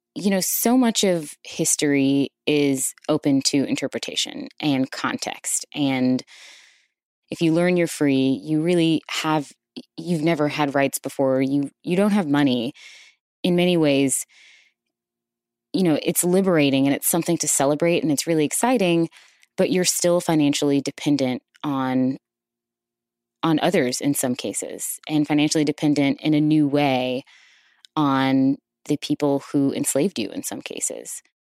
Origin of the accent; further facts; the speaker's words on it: Houston, Texas, United States; I'm originally from Houston, Texas, and I'm also from Third Ward